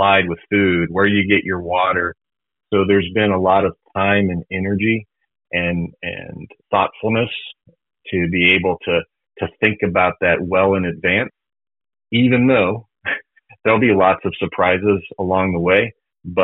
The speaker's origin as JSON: {"language": "English", "region": "Colorado", "country": "United States", "tie": "born or raised there", "said": "I grew up in Colorado, and so just being, you know, near the mountains"}